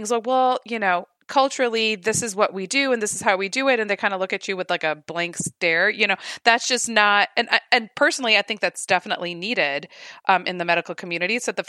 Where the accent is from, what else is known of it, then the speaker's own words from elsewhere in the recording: United States; and I'm an American-born Muslim